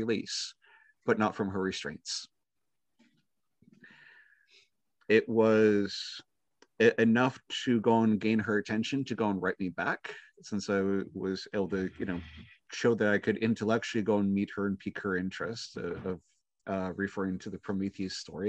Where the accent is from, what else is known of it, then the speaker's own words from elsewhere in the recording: Minnesota, United States; born and raised in Minnesota